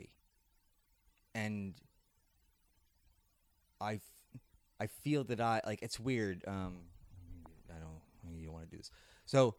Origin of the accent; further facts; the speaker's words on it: Kennett Square, Pennsylvania, United States; I'm from Kennett Square, the mushroom capital of the world